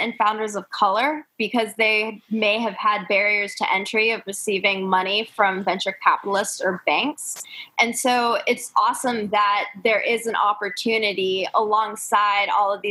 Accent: Raleigh, North Carolina, United States; I'm from Raleigh

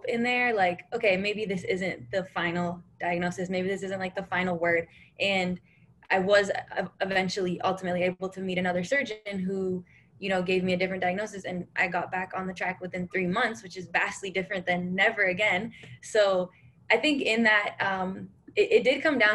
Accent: Canada; moved away; also born or lived in India / Nebraska; it does start with being Canadian, where I grew up

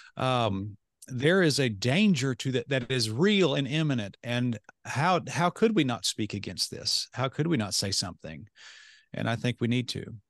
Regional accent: United States; I'm sitting there as an American

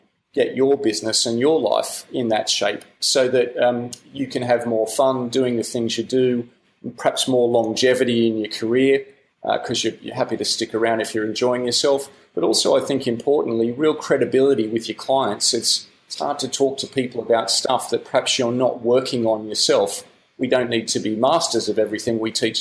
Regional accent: Australia; accent: Australian; moved away as an adult; now in United Kingdom; I'm an Australian, you might hear that in the accent, but I moved to the UK about 12 years ago

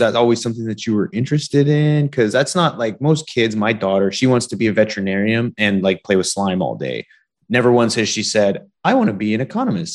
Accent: Canada; I'm from Canada

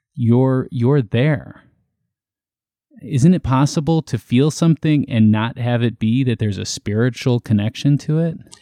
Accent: Illinois, United States; I was born in Illinois

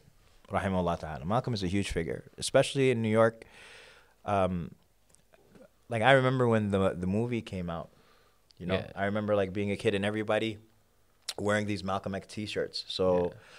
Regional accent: Sudan; now in United States; I'm from Sudan.

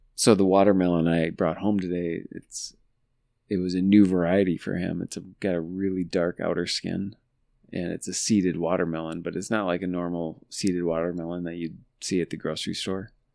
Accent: La Verne, United States; we grew up in Laverne and the dealership was Papick Motors in Laverne

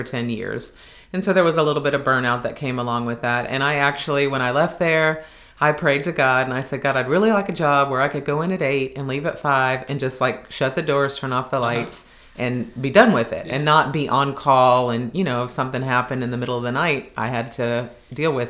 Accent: Miami, Florida, United States; moved away; born and raised in Miami

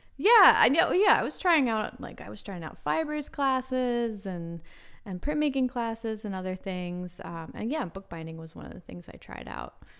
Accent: Wilmington, Delaware, United States; also born or lived in North Carolina; now in Philadelphia, United States; I'm from Wilmington, Delaware, which is It's just about thirty, forty minutes away

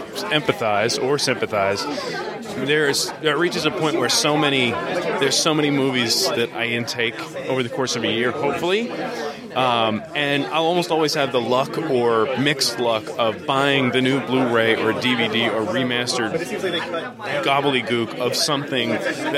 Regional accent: Lancaster, Pennsylvania, United States; now in Philadelphia, United States; Lancaster originally, been in Philadelphia for about 15 years

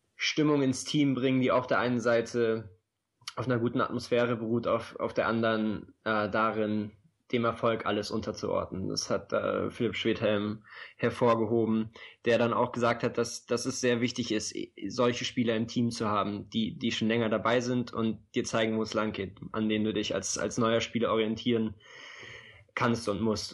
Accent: Oldenburg, Lower Saxony, Germany; now in Berlin, Germany; für mich als gebürtigen Oldenburger

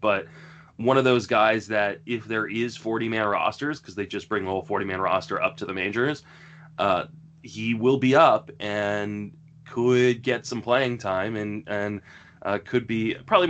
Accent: East Coast, United States; now in San Francisco Bay Area, United States; I grew up on the East Coast

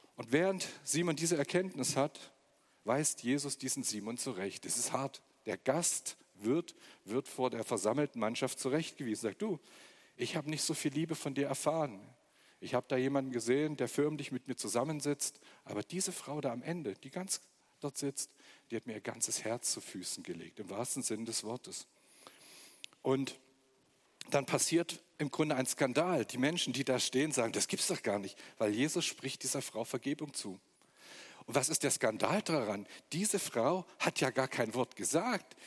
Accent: Magdeburg, Saxony-Anhalt, Germany; moved away as an adult; also born or lived in Stuttgart; now in Weinstadt, Germany; Aus Magdeburg komme ich. Da bin ich geboren im Osten von Deutschland und ähm, bin nach Stuttgart gekommen vor ungefähr 25 Jahren

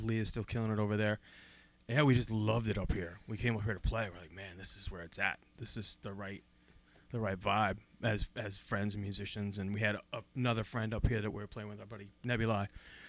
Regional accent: United States; also born or lived in Pacific Northwest; now in Burlington, United States; born and raised in New Hampshire, Massachusetts

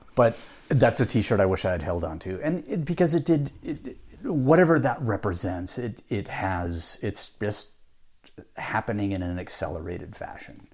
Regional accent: Pacific Northwest, United States; moved away; also born or lived in Utah; I grew up in the Pacific Northwest

